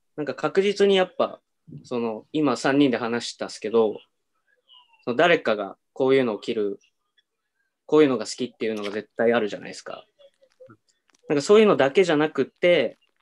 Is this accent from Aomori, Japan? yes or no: yes; Aomori, Japan; also born or lived in Tokyo; now in Sendai, Japan; 僕青森出身なんですよ